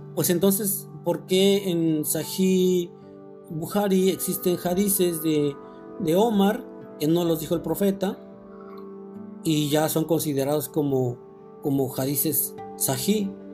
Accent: Mexico; nosotros como mexicanos

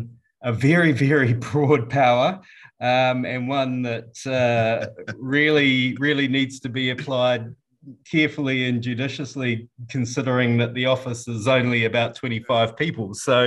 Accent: New Zealand; from New Zealand. I'm the chief censor for New Zealand.

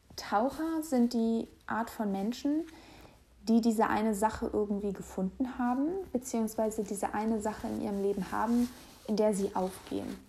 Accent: Hamburg, Germany; moved away as an adult; now in Berlin, Germany; Ich lebe derzeit in Berlin, komme aber aus Hamburg und ähm, Hamburg ist meine Heimat

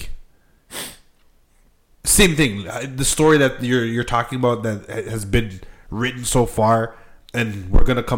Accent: Toronto, Ontario, Canada; we're from Toronto

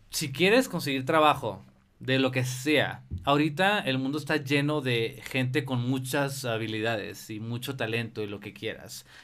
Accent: Tijuana, Baja California, Mexico; soy de Tijuana.

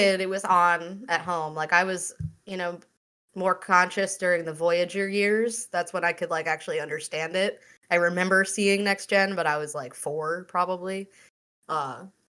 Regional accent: Long Island, New York, United States; I grew up on Long Island in 2004. So I was like 14

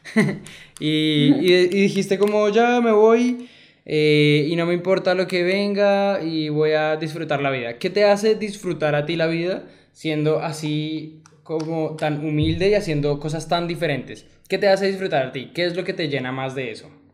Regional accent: Colombia; nosotros como colombianos

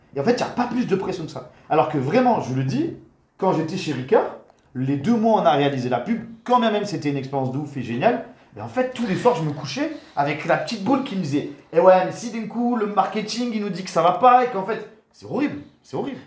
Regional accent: Marseille, Provence-Alpes-Côte d'Azur, France; moved away; also born or lived in Paris; rentrer dans le sud chez nous, à Marseille

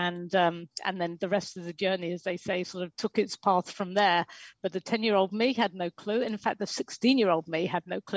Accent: England, United Kingdom; moved away as an adult; also born or lived in New York; I'm English

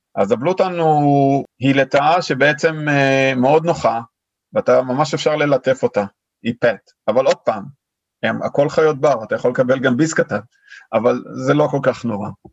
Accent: Israel; moved away as an adult; now in Sydney, Australia; אנחנו באים מישראל

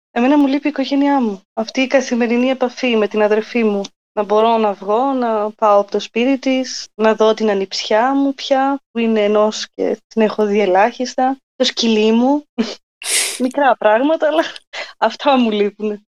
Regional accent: Methoni, Peloponnese, Greece; moved away as an adult; also born or lived in Athens; now in Germany; στη Μεθόνη μεγάλωσα και οι δύο γονεί μου από εκεί

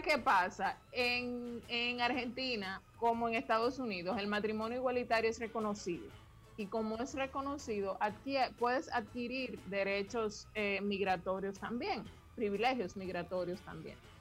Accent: Dominican Republic; Yo como dominicana me fui con mi esposo dominicano para España

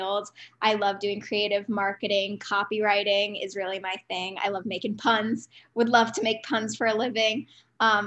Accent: New Jersey, United States; now in Boston, United States; I'm from New Jersey

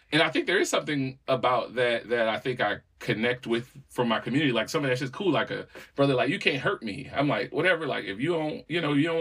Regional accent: Walkertown, North Carolina, United States; Yeah, man, you know, I'm from Walkertown, man. It's is the home of pimps and players.

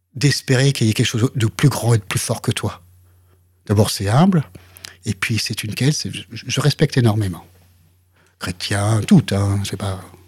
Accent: France; je suis français

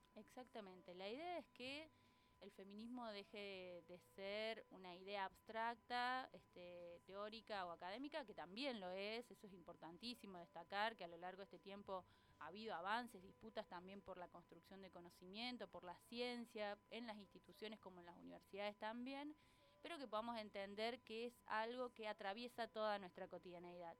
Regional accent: Córdoba, Argentina; moved away as an adult; now in Tandil, Argentina; no soy de por estos pagos, nací en Córdoba. Este, en Córdoba Capital

